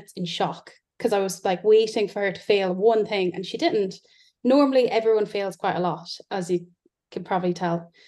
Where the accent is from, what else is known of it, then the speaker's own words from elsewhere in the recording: Ireland; now in Yorkshire, United Kingdom; As you can tell, I'm not English, I'm Irish. So I live in Yorkshire.